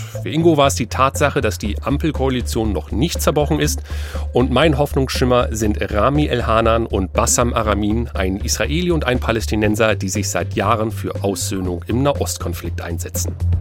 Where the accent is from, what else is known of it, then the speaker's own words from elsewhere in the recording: Lower Saxony, Germany; für mich als gebürtigen Niedersachsen